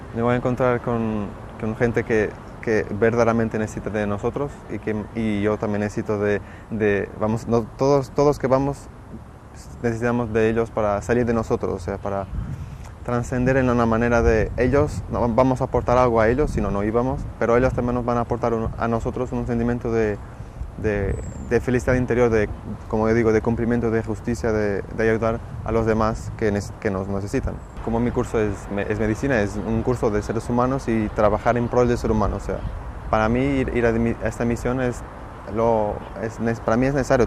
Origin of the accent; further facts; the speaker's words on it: Portugal; soy de Portugal y estudio medicina